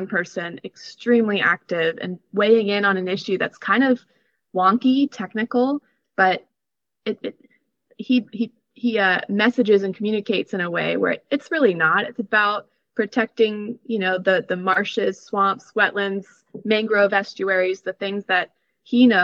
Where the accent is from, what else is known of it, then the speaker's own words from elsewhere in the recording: Gainesville, Florida, United States; I'm from Gainesville, Florida, originally